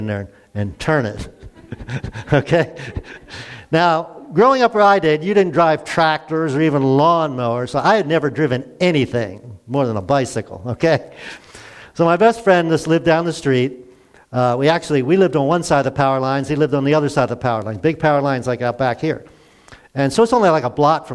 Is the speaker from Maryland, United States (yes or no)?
yes; Glen Burnie, Maryland, United States; I grew up in Glen Burnie, a suburb of Baltimore